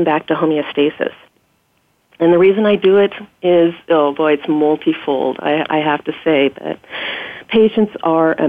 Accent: Oregon, United States; also born or lived in Bournemouth, England; I was born and raised in Oregon

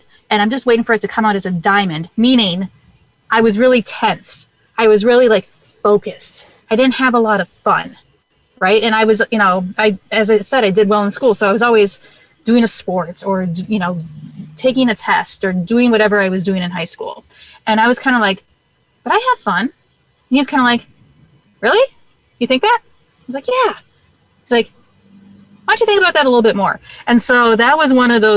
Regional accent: Minnesota, United States; I am born and bred and raised in Minnesota. So we live just outside St. Paul, Minnesota

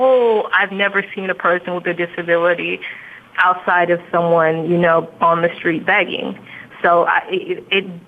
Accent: United States; I'm an American and because I was born here

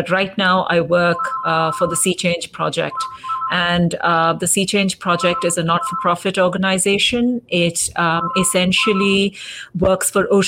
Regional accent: India; first language English; also born or lived in Delhi, India; now in Cape Town, South Africa; Although I grew up in India, my whole education system was pretty much from the beginning, it was in English. Tamil is my mother tongue, so I do speak it. But even at home, for most part, my parents and I spoke English and occasionally sort of fell into Tamil.

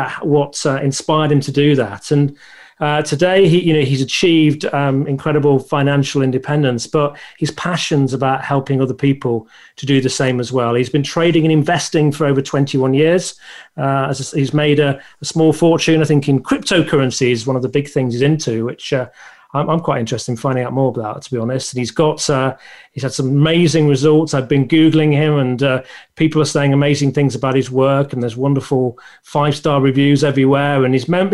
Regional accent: the north of England, United Kingdom; I'm from the north of England, and people don't realise it until I say Love or Bath

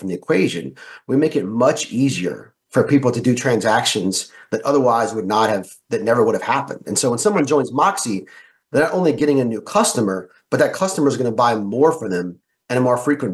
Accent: the South, United States; I grew up in the South

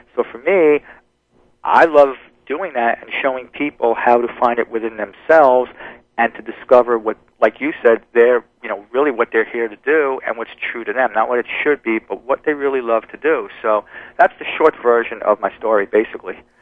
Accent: New Jersey, United States; moved away; also born or lived in New York; I, I was born in New York, but I grew up in New Jersey

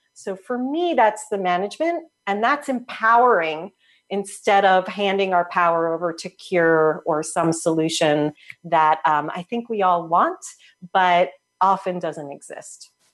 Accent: New Jersey, United States; now in Portland, United States; I grew up in Jersey.

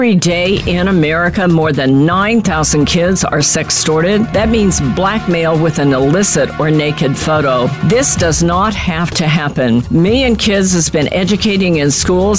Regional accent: California, United States; I'm from California

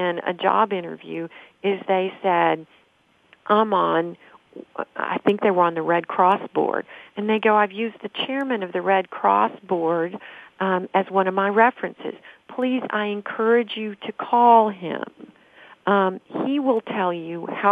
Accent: Nashville, Tennessee, United States; I'm from Nashville

